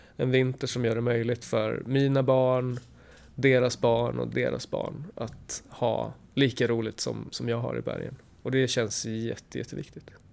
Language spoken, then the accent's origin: Swedish; Sweden